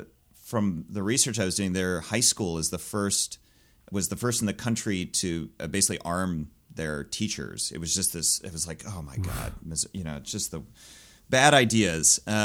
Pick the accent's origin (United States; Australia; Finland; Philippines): United States; Gladstone, Missouri; But yeah, I grew up in and around Kansas City, mostly in a suburb called Gladstone, which, yeah, it's a place in the world.